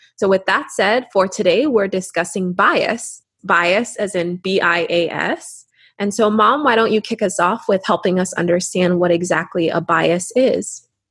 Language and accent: English; Canada; growing up in Canada, our parents would constantly remind us